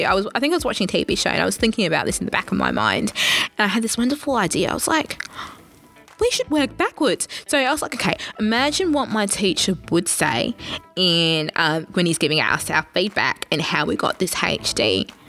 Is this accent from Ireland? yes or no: no; Kenya; I'm a, technically I'm a Kenyan, so technically I'm meant to be good at running